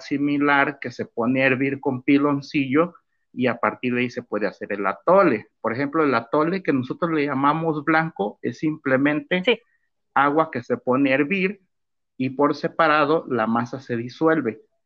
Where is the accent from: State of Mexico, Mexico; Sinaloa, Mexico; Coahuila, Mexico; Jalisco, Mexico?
Jalisco, Mexico; Tuxpan; el trabajo de mi pueblo Tuxpan, Jalisco